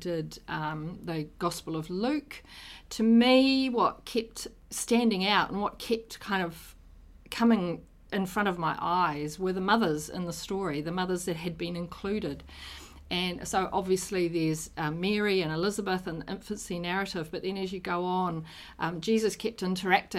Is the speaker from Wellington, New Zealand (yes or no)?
no; Auckland, New Zealand; also born or lived in Rotorua / Te Kuiti; I was born in Auckland. I've lived most of my life in Auckland